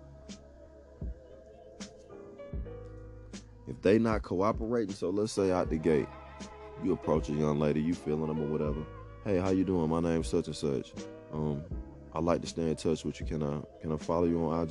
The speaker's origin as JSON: {"language": "English", "town": "Atlanta", "region": "Georgia", "country": "United States", "tie": "born or raised there", "said": "I grew up playing ball in Metro Atlanta"}